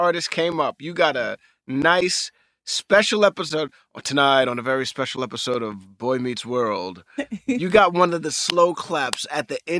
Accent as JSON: {"language": "English", "town": "New York City", "region": "New York", "country": "United States", "tie": "born or raised there", "said": "Listen, I'm from New York City, born and raised."}